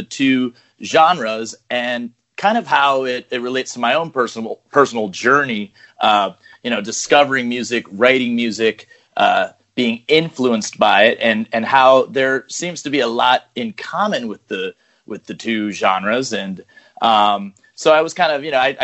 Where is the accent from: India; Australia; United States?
United States; Portland, Maine; moved away as an adult; now in Madrid, Spain; I lived in Portland, Maine for pretty much my whole life, but then I moved to Madrid about 6 years ago.